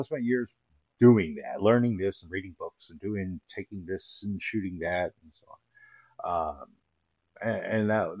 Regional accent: Little Rock, Arkansas, United States; Growing up in Little Rock, Arkansas, there really wasn't much of a film scene

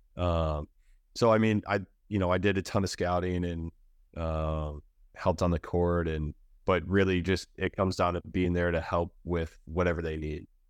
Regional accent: Michigan, United States; moved away; I'm from Michigan

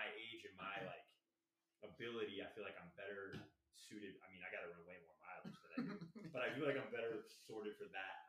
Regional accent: North Carolina, United States; moved away as an adult; now in Oklahoma, United States; But when I was in North Carolina, I grew up in North Carolina, man.

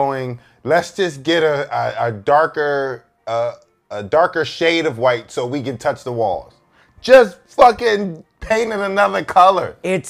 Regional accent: Philadelphia, Pennsylvania, United States; growing up in Philly, growing up in a part of Philly that I grew up

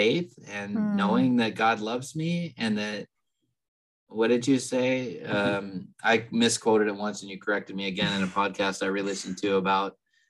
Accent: California, United States; We're from California.

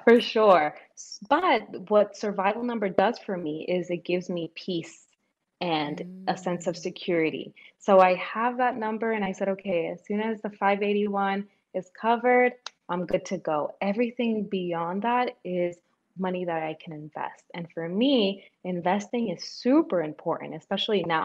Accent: New York, United States; also born or lived in Dominican Republic; I grew up in New York, even though I was born in the Dominican Republic.

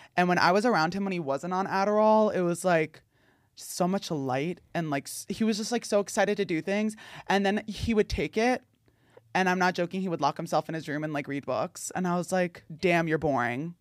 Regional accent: New Jersey, United States; born or raised there

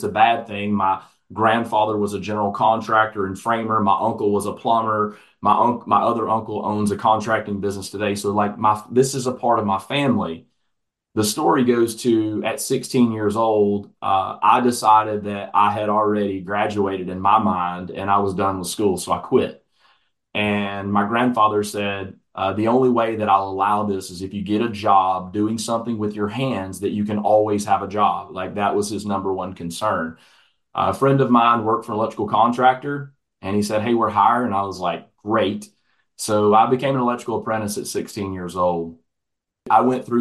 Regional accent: Atlanta, Georgia, United States; Atlanta, Georgia, which is my hometown where I'm originally from

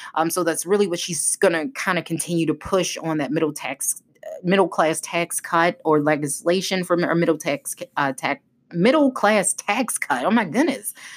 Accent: Maryland, United States; a former congressman from Maryland, my home state

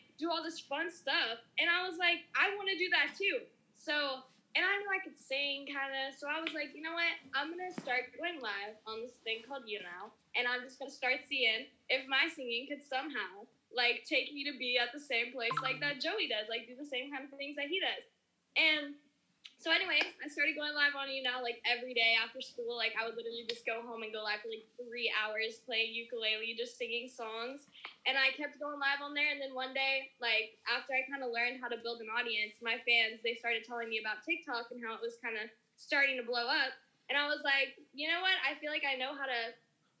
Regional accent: Dallas, Texas, United States; I grew up in Dallas, Texas

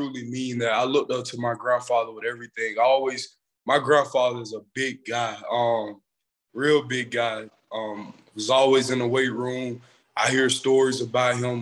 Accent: Eufaula, Alabama, United States; also born or lived in Union Springs, Alabama; I grew up in Eufaula, Alabama. My mom, she moved to Eufaula when I was born, and I've been going to school there ever since then

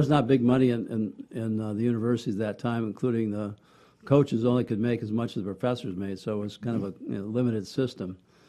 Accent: Columbus, Wisconsin, United States; now in Gainesville, United States; I'm from Wisconsin originally, a little town named Columbus. Columbus, Wisconsin is about 4,500 people. And my dad was a doctor there.

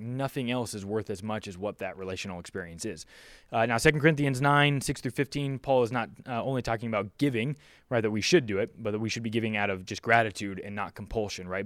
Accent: Philippines; also born or lived in Southern California, United States; now in California, United States; I'm from the Philippines. I grew up in, you know, a developing country in the world

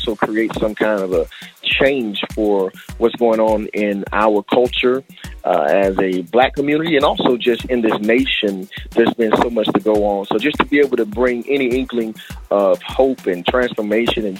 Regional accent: Live Oak, Florida, United States; my hometown, Live Oak, Florida

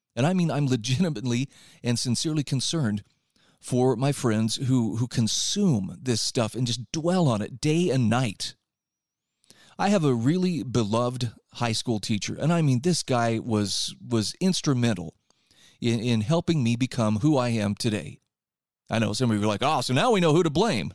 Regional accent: Utah, United States; my home state of Utah

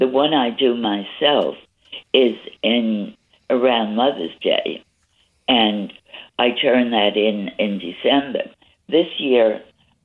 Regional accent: New York City, New York, United States; I was born in the Bronx and always loved Manhattan

